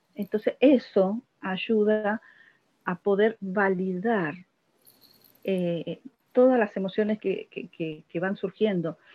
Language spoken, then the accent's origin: Spanish; Buenos Aires, Argentina; soy de Buenos Aires